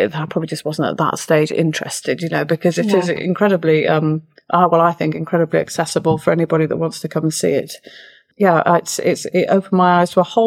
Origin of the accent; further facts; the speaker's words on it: Ilkley, Yorkshire and the Humber, United Kingdom; moved away as an adult; also born or lived in London; Ilkley Playhouse, which is where I grew up in Ilkley.